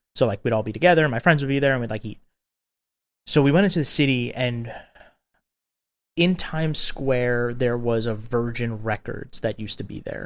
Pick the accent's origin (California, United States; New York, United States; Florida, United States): New York, United States; Long Island; I grew up on Long Island, Long Island, New York